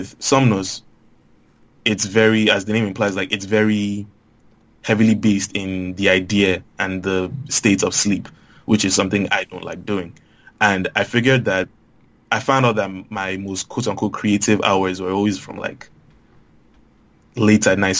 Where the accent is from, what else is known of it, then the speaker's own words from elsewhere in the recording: Lagos, Nigeria; growing up in Lagos